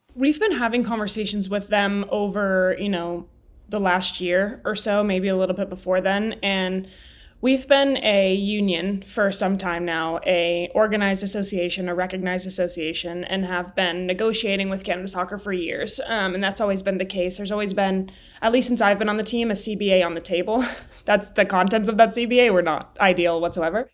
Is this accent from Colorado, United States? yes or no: yes; Highlands Ranch, Colorado, United States; born and raised in Colorado